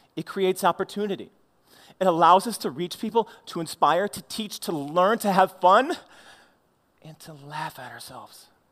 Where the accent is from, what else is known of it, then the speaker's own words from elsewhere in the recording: St. Louis, Missouri, United States; I was the awkward kid growing up in Saint Louis.